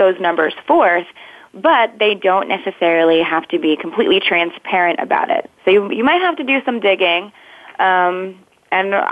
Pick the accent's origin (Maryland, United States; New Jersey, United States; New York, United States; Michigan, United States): New Jersey, United States; now in Washington, D.C., United States; I'm originally from New Jersey